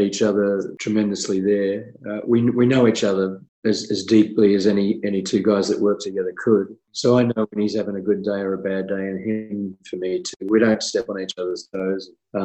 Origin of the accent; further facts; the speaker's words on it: Australia; I'm Australian